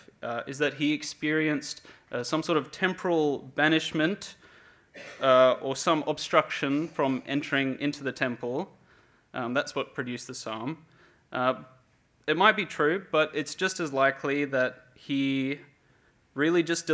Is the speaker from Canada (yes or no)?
no; Cape Town, Western Cape, South Africa; now in Perth, Australia; I'm originally from Cape Town, South Africa, and I've been here for 15 years of my life